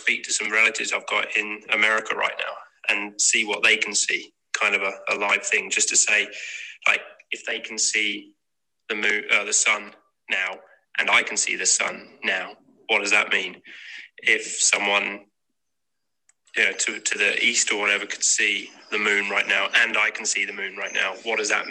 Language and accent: English; England, United Kingdom; I'm from England